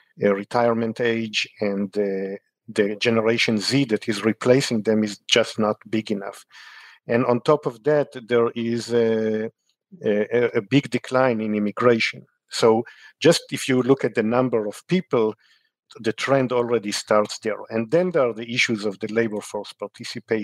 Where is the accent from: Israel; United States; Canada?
Israel; moved away; I grew up in Israel